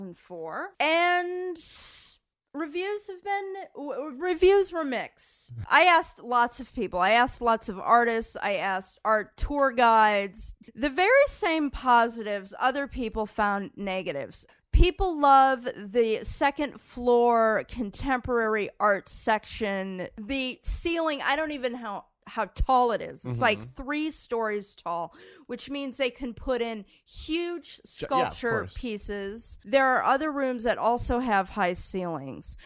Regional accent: New York, United States; I am a New Yorker

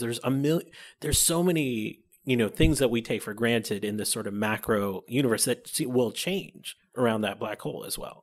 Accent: Buffalo, New York, United States; I grew up in Buffalo, New York

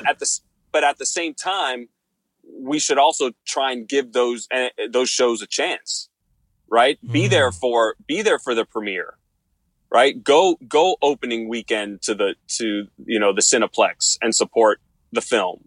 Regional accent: Miami, Florida, United States; Miami, Florida, my hometown

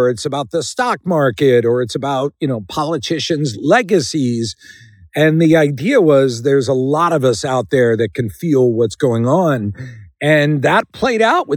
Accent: Philadelphia, Pennsylvania, United States; I was plucked from the Schuylkill River outside Philadelphia, where I'm from

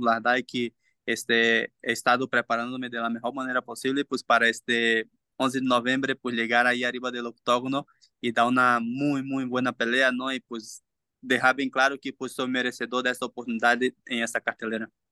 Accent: Brazil; Spanish is a second language; now in Mexico; Yo sí, somos brasileños

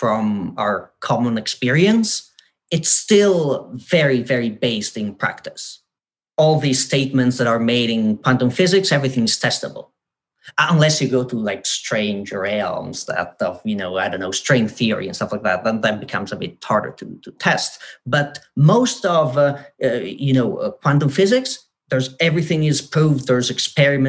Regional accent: northern Italy, Italy; moved away as an adult; also born or lived in United Kingdom; I'm from like a tiny village in the mountains of northern Italy, like literally 600 people, so tiny place.

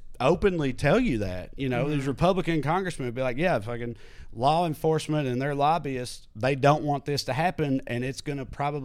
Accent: the South, United States; now in Los Angeles, United States; growing up in the South

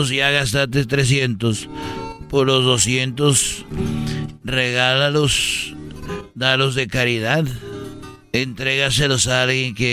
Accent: Huentitán, Jalisco, Mexico; en, la catedral de, de, de ahí de Huentitán, porque yo soy de Huentitán.

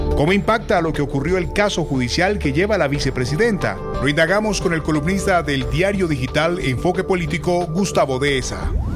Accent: Chile; nos uniera como chilenos

